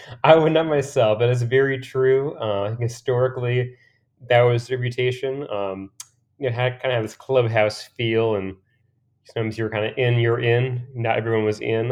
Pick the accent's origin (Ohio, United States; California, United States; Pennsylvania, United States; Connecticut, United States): Pennsylvania, United States; moved away as an adult; also born or lived in Boston; I'm from Pennsylvania originally, from a small kinda former coal mining town